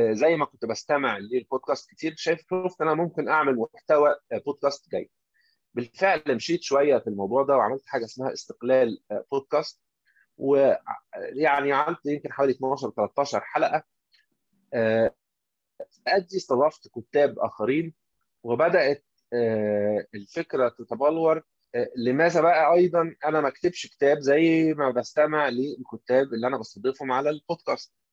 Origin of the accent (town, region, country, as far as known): Egypt